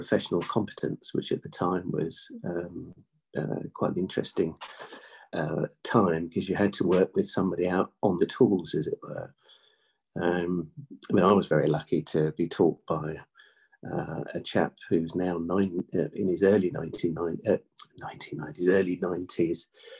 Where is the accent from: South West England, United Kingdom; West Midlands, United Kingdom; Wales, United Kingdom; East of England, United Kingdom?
Wales, United Kingdom; North; We're from North Wales as a family. We had a dairy farm. So I was brought up on an outside life, milking cows